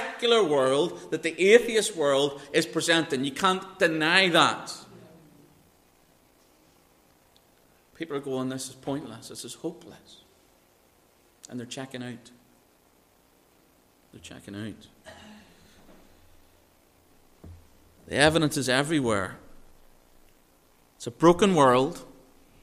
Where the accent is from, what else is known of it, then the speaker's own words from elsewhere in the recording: Northern Ireland, United Kingdom; I was raised in Northern Ireland.